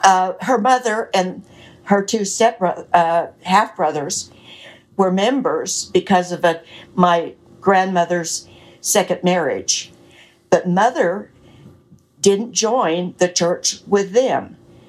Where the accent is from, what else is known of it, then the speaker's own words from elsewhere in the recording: Lubbock, Texas, United States; also born or lived in California; Well, I was born in Lubbock, Texas, and lived there off and on between there and California most of my life